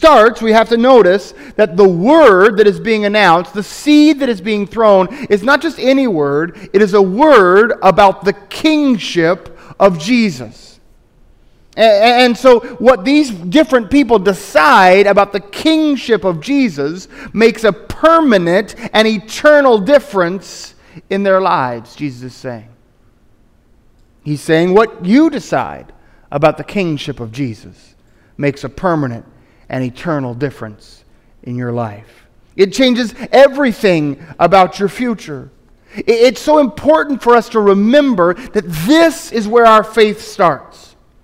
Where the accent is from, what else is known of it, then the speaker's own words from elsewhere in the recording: Tennessee, United States; I grew up in East Tennessee and we all kind of go to church around here, so if I want to be a good East Tennessean, I better go.